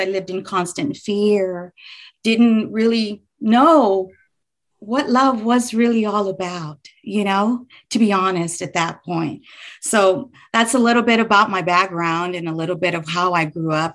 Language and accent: English; Houston, Texas, United States; moved away as an adult; now in north central Texas, United States; I live in north central Texas, but I was born and raised in Houston, Texas